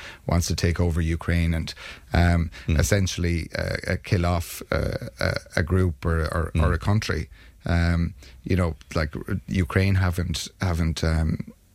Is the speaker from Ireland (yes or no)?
yes; Ireland; as an Irish nation we're proud of our neutrality